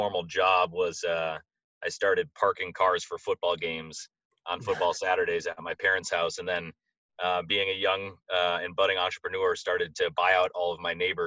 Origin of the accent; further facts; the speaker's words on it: Madison, Wisconsin, United States; moved away as an adult; also born or lived in New York City / Boston; I grew up in Madison, Wisconsin, and attended University of Wisconsin